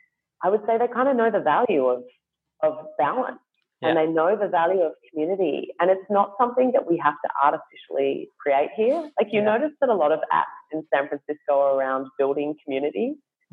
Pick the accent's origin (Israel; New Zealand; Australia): Australia; Perth, Western Australia; moved away; I grew up in Perth, and Perth always for me as a teenager especially just felt like it was on half speed